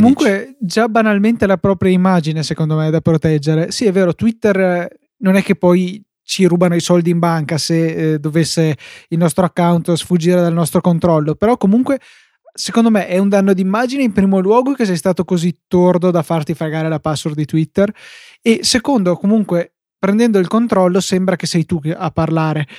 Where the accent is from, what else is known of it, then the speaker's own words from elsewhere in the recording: Verona, Veneto, Italy; sono di Verona